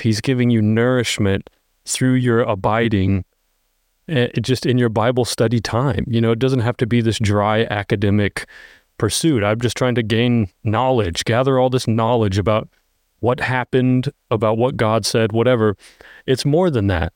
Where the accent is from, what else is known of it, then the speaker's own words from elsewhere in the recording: United States; we're so American.